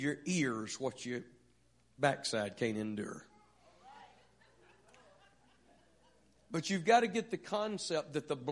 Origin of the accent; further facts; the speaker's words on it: Vidor, Texas, United States; I grew up in Vidor, Texas.